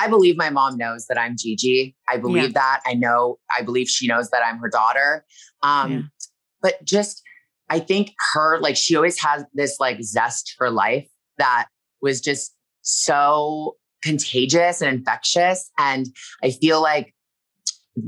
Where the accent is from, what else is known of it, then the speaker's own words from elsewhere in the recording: Toronto, Ontario, Canada; now in Los Angeles, United States; I'm from Toronto and I live here in LA.